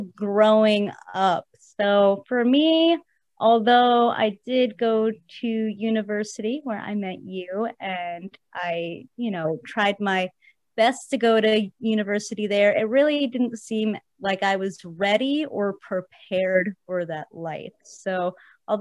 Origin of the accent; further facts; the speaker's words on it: New Jersey, United States; also born or lived in New York City; I am originally from New York City. And I spent most of my life growing up in New Jersey and still live there today.